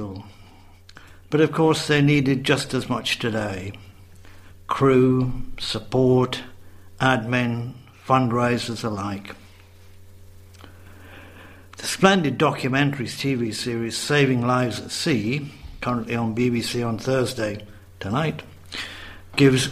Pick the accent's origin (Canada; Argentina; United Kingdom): United Kingdom; Redcar, North East England; moved away; I was growing up in Redcar on the northeast coast